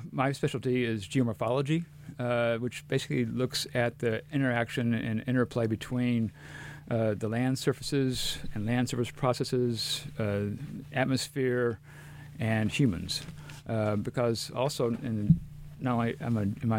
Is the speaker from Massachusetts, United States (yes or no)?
no; Texas, United States; moved away as an adult; now in Boise, United States